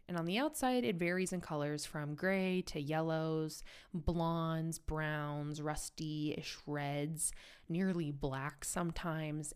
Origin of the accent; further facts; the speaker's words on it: United States; now in Europe; an American who lives in Europe